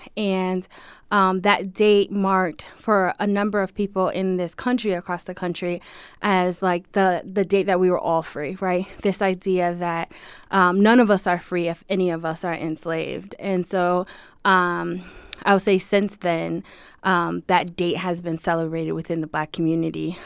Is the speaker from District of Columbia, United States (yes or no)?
no; Springfield, Massachusetts, United States; I'm born and raised in Springfield, here in Springfield